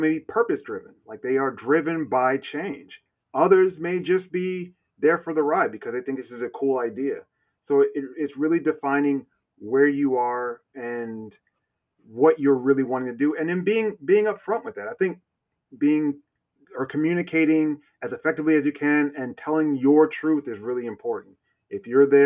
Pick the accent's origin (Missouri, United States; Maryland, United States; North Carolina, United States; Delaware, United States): North Carolina, United States; also born or lived in New Jersey; now in Seattle, United States; I live in Seattle, but I'm from North Carolina, and North Carolina and Jersey. You may hear a hint of an accent